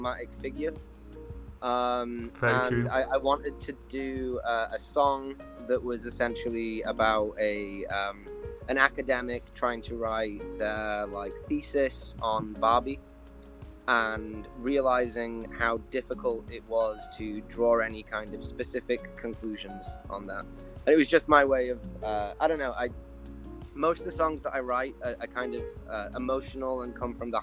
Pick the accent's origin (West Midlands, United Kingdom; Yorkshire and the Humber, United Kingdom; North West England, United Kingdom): Yorkshire and the Humber, United Kingdom; Barnsley; also born or lived in Manchester; I'm from Barnsley, in Yorkshire